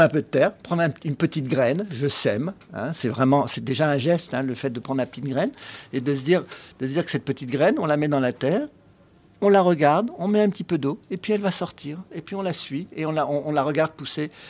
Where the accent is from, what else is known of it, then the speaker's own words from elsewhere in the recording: Paris, Île-de-France, France; qui suis un jardinier urbain, parce que je suis né à Paris, je suis né en ville